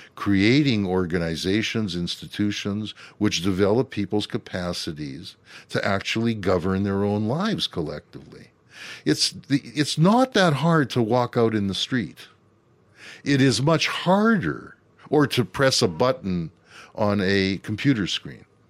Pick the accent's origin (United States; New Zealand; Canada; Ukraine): Canada; we Canadians